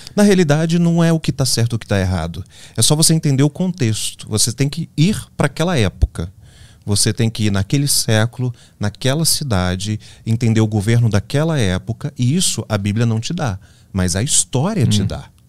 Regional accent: interior of Minas Gerais, Brazil; moved away as an adult; also born or lived in Rio de Janeiro; eu nasci no Rio de Janeiro. Mas aos seis meses eu me mudei para o interior das Minas Gerais, uma cidade bucólica

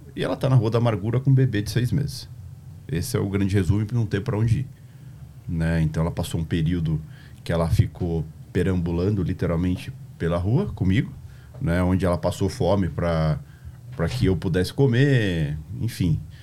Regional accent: Juiz de Fora, Minas Gerais, Brazil; moved away; also born or lived in São João del-Rei / Tietê; Eu sou nascido em São João Del Rei, né? E nasci meio que por engano lá. É, minha mãe é de Juiz de Fora, morava em Juiz de Fora, e foi passear lá, acabei nascendo em São João Del Rei, e depois ela voltou para Juiz de Fora

